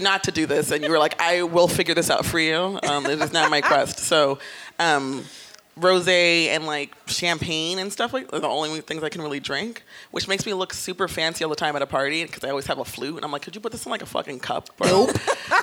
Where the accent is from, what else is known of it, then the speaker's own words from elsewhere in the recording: New York City, New York, United States; I'm from the Bronx